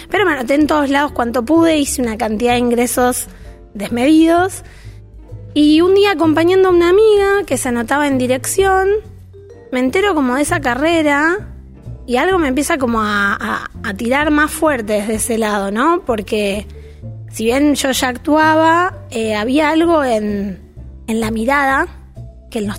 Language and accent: Spanish; Villa Ballester, Buenos Aires Province, Argentina; Oriunda de, em, de Villa Ballester, vamos a pesar de que nací en un hospital en Capital Federal, eh, siempre viví muy cerquita. De hecho, todas mis casas, eh, el otro día lo, veía y viví siempre en un radio de 20 cuadras.